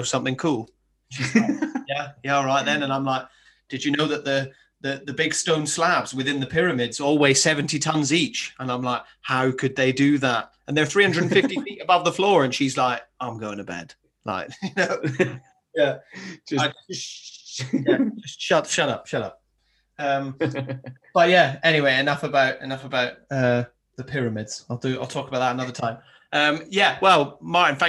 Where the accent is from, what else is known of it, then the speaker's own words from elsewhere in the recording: Highlands of Scotland, United Kingdom; I grew up in the Highlands of Scotland